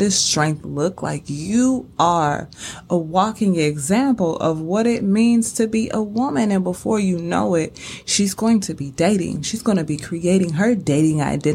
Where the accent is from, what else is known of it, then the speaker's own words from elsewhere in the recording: St. Louis, Missouri, United States; born and raised in St. Louis